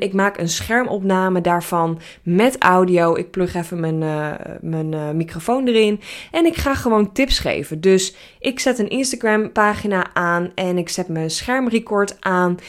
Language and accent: Dutch; Netherlands; Ik ben een Nederlander.